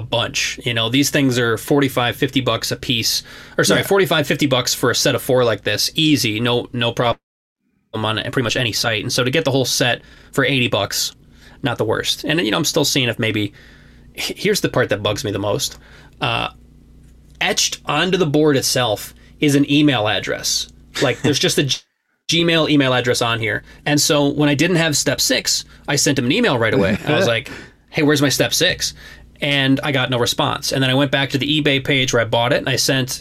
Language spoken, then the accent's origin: English; Chicago, Illinois, United States; moved away as an adult; now in Denver, United States; I'm from Chicago